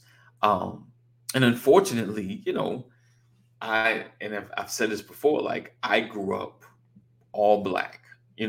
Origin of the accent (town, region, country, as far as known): New York, United States; born or raised there